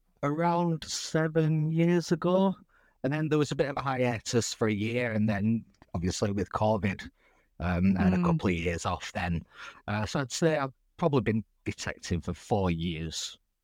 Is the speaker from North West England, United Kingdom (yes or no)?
yes; Lancashire, North West England, United Kingdom; So I am a northerner. I'm from Lancashire.